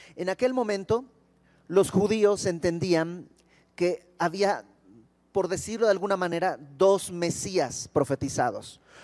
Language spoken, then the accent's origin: Spanish; Bolivia; now in Mexico; yo no soy de México, yo soy de Bolivia